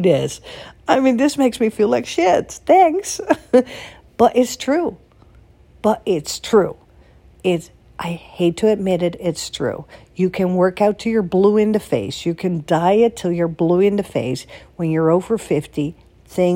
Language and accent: English; Netherlands; moved away as an adult; also born or lived in Florida, United States / Boston, United States / Beverly Hills, United States / New York, United States; now in United States; in Holland, where I'm from